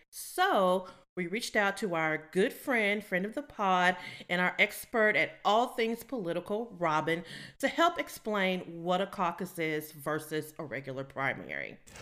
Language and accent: English; the South, United States; we grew up in the South